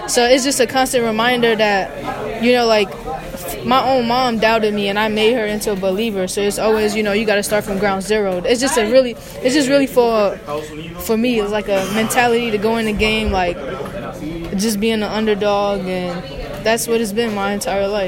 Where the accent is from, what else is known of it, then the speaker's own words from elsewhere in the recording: New York, United States; So I, I, had the privilege of growing up in New York because of all the work that my family did.